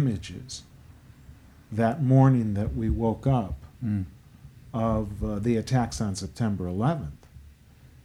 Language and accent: English; United States; I'm still an American